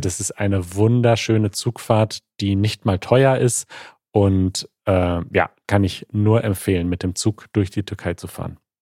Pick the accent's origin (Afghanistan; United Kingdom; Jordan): United Kingdom; German is a second language; ich komme aus Großbritannien